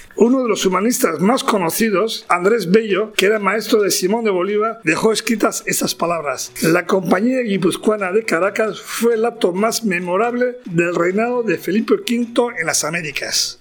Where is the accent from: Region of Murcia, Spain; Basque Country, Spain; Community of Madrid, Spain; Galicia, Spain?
Basque Country, Spain; para nosotros, para vascos